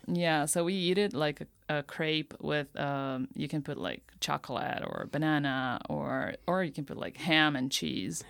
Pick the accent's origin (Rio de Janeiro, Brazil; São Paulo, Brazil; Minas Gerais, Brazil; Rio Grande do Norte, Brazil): São Paulo, Brazil; Campinas; moved away as an adult; now in Tokyo, Japan; I'm from Brazil, and my hometown is called Campinas. It's like a one hour drive from São Paulo. And, yeah, I, I was raised there my whole life